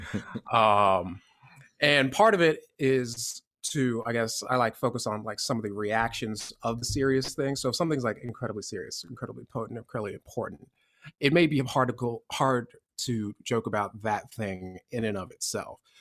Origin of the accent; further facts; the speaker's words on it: Florida, United States; I grew up in the South, I grew up in Florida